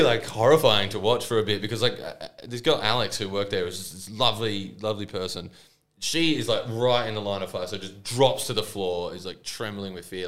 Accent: Engadine, New South Wales, Australia; born or raised there

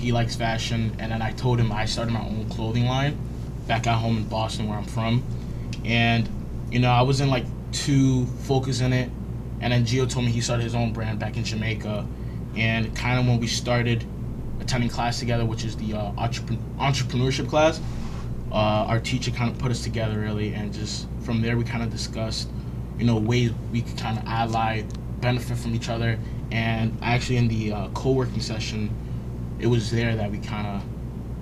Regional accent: Dominican Republic; My part of culture, which I'm Dominican

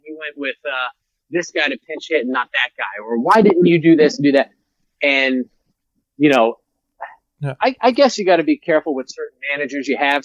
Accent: New York City, New York, United States; growing up in the Bronx as a Yankee fan

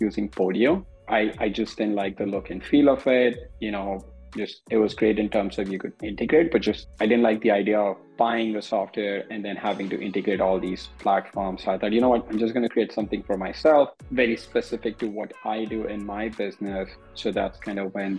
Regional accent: India; moved away as an adult; also born or lived in New York / Chicago; Born and raised in India.

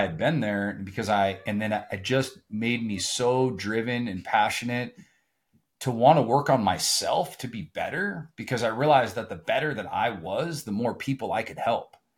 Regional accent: Southern California, United States; I grew up in Southern California

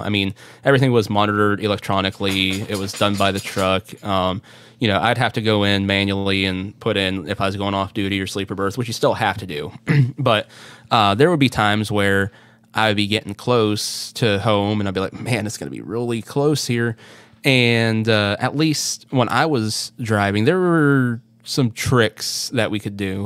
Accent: Northwest Pennsylvania, United States; my hometown here in P A, which is like I said, Northwest P

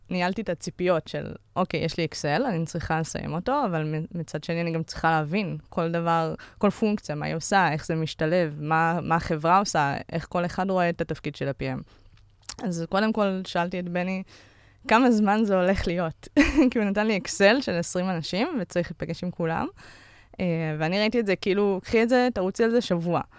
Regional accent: Givatayim, Tel Aviv District, Israel; אני בת 33, אני מגבעתיים, יוצאת 8200.

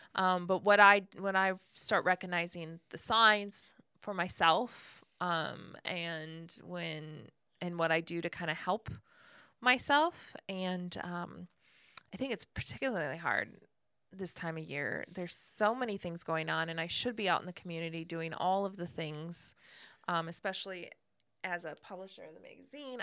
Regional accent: Ashland, Wisconsin, United States; now in Ocala, United States; I was born in Ashland, Wisconsin

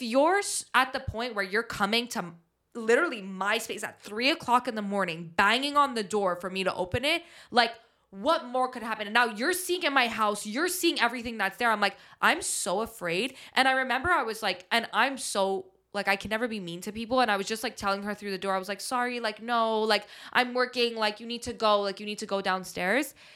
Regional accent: Montreal, Quebec, Canada; growing up in Montreal

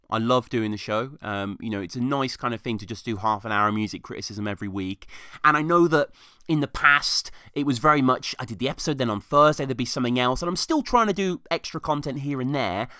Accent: United Kingdom; I'm Brit over here

